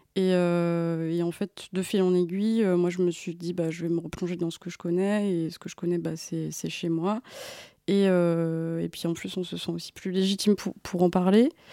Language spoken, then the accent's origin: French; Creuse, Nouvelle-Aquitaine, France; moved away; also born or lived in Paris; j'ai grandi en Creuse